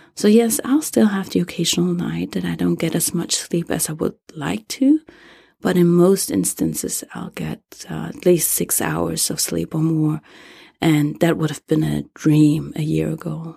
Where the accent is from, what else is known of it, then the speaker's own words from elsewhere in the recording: Germany; English is a second language; moved away as an adult; now in United States; English is not my native, uh, language. I was born and raised in Germany and moved to the U S ten